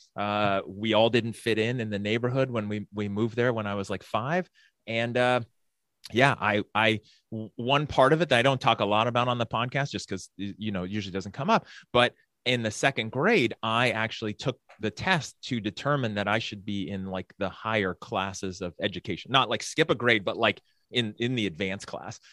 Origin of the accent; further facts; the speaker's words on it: San Francisco Bay Area, California, United States; growing up in the San Francisco Bay Area in the eighties